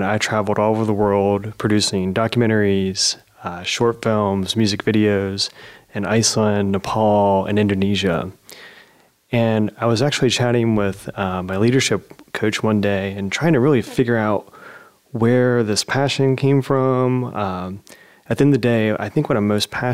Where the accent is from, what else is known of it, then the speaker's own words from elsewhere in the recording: Zanesville, Ohio, United States; a local coffee shop in my hometown, Zanesville